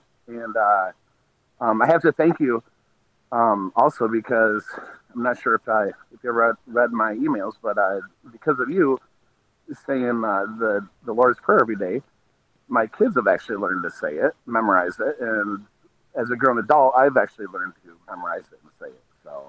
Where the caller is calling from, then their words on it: Michigan, United States; I'm listening in from Michigan